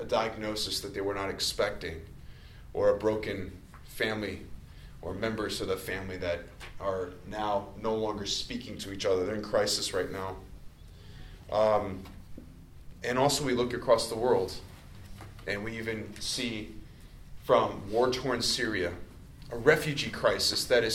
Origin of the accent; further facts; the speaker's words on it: Cary, Illinois, United States; also born or lived in Palatine, Illinois / Grayslake, Illinois; now in Lake Zurich, United States; I grew up in Cary